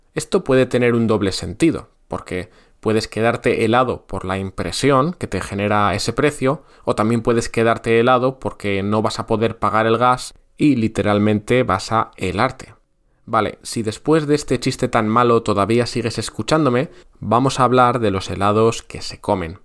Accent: near Bilbao, Basque Country, Spain; En Bilbao, en la ciudad que hay al lado de mi pueblo

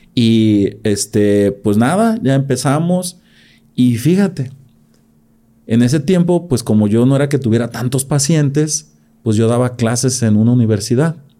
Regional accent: Gómez Farías, Jalisco, Mexico; de las primeras generaciones de profesionistas en mi pueblo, en Gómez Farías

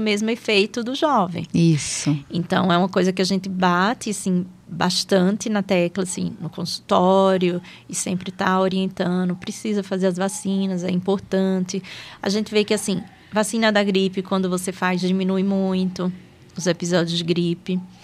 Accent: Aracaju, Sergipe, Brazil; moved away as an adult; also born or lived in São Paulo; now in Taubaté, Brazil; eu sou natural de Aracaju, né? Eu sou de Sergipe

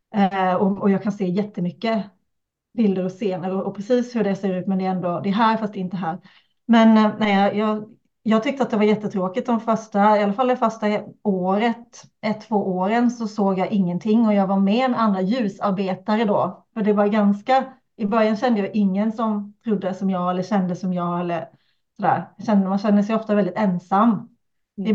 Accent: Kalmar County, Sweden; accent: Öland dialect (drops R's); now in Uppsala, Sweden; jag kommer från Öland

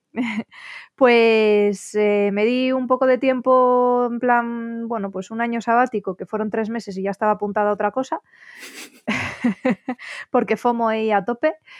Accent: Asturias, Spain; also born or lived in León / Oviedo / Belgium; yo la estaba estudiando en León, que es donde residía mi familia. Y, bueno, aunque nosotros somos asturianos todos

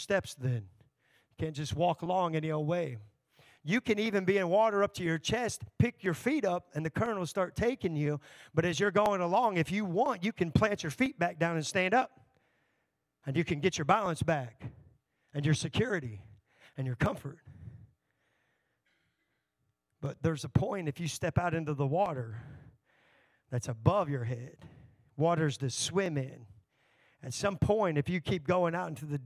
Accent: Texas, United States; now in Elkhart, United States; I grew up in Texas

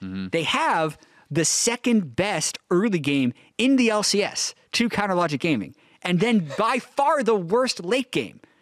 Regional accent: Canada; moved away as an adult; now in Los Angeles, United States; I grew up in Canada

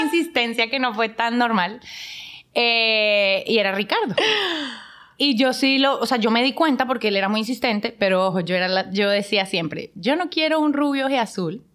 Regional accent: Bogotá, Colombia; moved away as an adult; now in Dominican Republic; yo soy de Bogotá, Colombia.

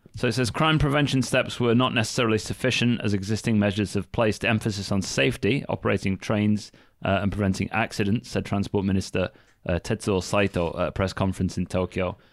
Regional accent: Northern England, United Kingdom; moved away as an adult; now in Japan; I'm from England, right? Northern England as well.

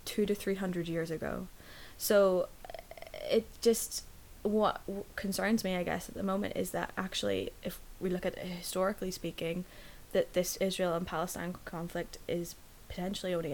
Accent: Northern Ireland, United Kingdom

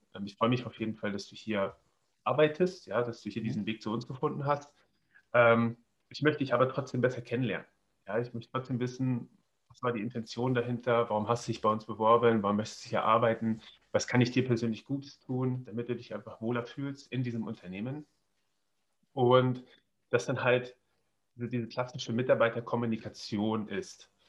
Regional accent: Göttingen, Lower Saxony, Germany; gebürtig äh, aus, aus äh, Göttingen, ja, das ist zwischen äh, ähm, nach Kassel und Hannover

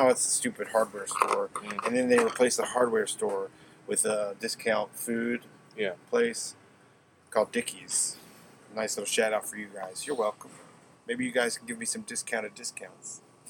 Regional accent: Weaverville, North Carolina, United States; I'm from Weaverville. That's where I grew up. Is Weaverville.

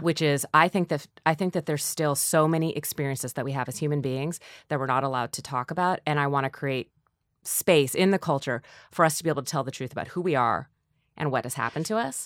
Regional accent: North Dakota, United States; moved away; I'm from North Dakota too

